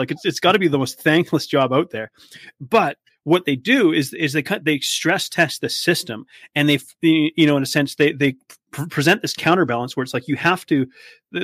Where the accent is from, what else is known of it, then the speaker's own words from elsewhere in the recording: Vancouver Island, British Columbia, Canada; moved away; I come from the West Coast. I come from British Columbia. And over there we have, you know, I come from Vancouver Island